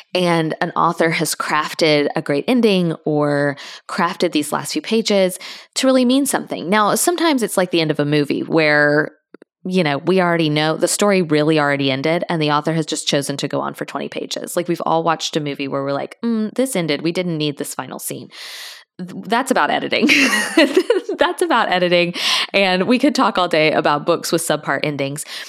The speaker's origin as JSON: {"language": "English", "town": "Tallahassee", "region": "Florida", "country": "United States", "said": "I'm from there."}